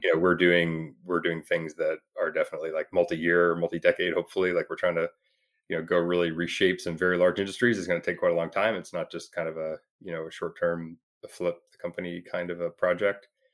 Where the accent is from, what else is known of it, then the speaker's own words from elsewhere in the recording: Toronto, Ontario, Canada; now in Bay Area, United States; I'm from Toronto, so I, you know, kind of pretty familiar with the area